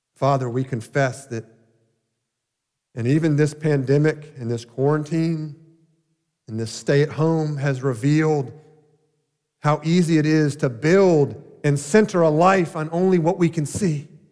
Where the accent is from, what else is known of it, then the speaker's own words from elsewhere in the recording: Deerfield Beach, Florida, United States; Growing up in South Florida, in the little small town of Deerfield Beach